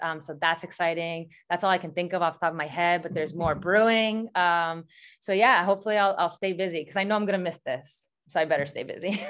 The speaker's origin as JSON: {"language": "English", "town": "Syosset", "region": "New York", "country": "United States", "also_born_or_lived": "Queens, New York / Seattle, Washington", "moved": "as an adult", "said": "I'm from Syosset"}